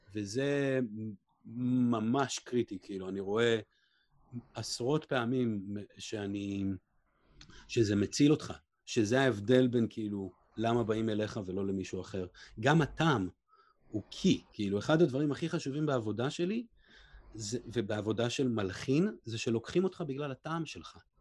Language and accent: Hebrew; Israel; now in Los Angeles, United States; אני בעצמי ישראלי